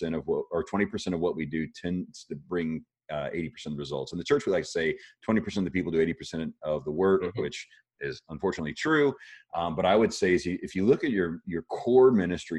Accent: Miami, Florida, United States; I was born in Miami, Florida.

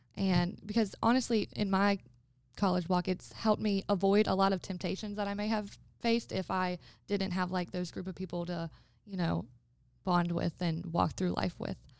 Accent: Florence, South Carolina, United States; moved away as an adult; also born or lived in Rock Hill, South Carolina; I'm from Florence, South Carolina, which is two hours away from Rock Hill

